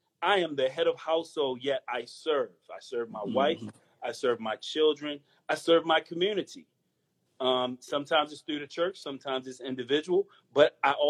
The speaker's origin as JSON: {"language": "English", "town": "Baltimore", "region": "Maryland", "country": "United States", "said": "From the hood. I'm from East Baltimore"}